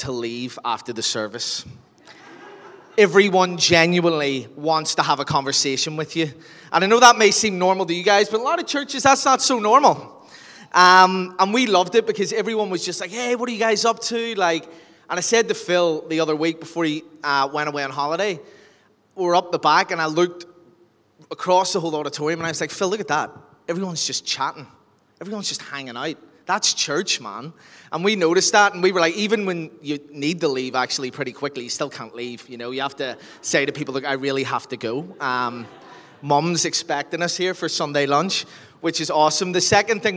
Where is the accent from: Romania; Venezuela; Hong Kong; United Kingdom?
United Kingdom; Lisburn, Northern Ireland; moved away as an adult; also born or lived in Australia / London; I'm originally from Lisburn